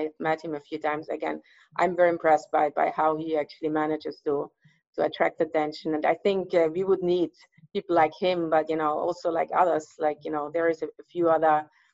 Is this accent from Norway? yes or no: no; Graz, Styria, Austria; now in California, United States; where I grew up in Austria, in Styria